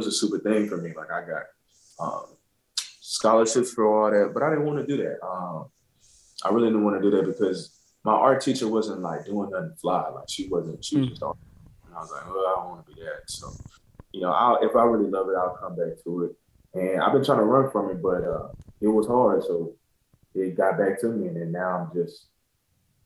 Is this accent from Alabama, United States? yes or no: yes; Montgomery, Alabama, United States; I grew up in Alabama, too. I grew up in Montgomery